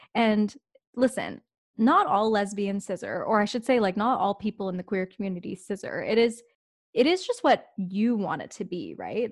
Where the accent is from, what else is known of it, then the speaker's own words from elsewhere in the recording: Canada; I am an Indian Canadian gay woman